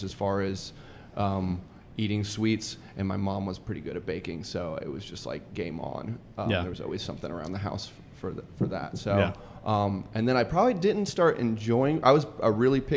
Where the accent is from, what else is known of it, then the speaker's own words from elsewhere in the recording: suburbs of Atlanta, Georgia, United States; also born or lived in California; I moved to the suburbs of Atlanta in 88 when I was 8. And I grew up there